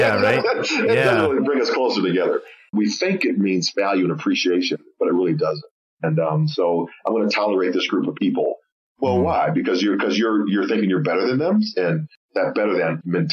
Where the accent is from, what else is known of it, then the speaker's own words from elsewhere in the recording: Oak Park, Illinois, United States; we grew up in the Chicagoland area, Oak Park, Illinois.